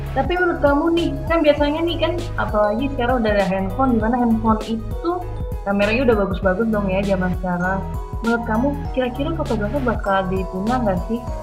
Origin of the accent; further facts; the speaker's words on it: Jakarta, Indonesia; aku dari Jakarta